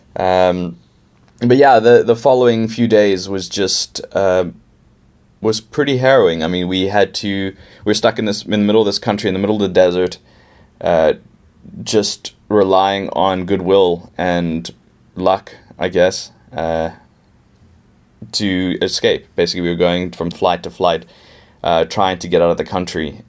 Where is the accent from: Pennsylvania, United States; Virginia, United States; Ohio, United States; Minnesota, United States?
Pennsylvania, United States; Pittsburgh; now in Cape Town, South Africa; I'm actually from Pittsburgh and came down here in 2001 um, with my parents